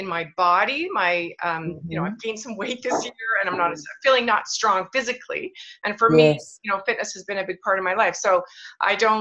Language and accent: English; Canada; moved away as an adult; also born or lived in Kelowna, British Columbia; even though I'm Canadian, but I hadn't lived in Canada for 12 years, I'm back and I live in the warmest place in Canada, by the way, Kelowna, British Columbia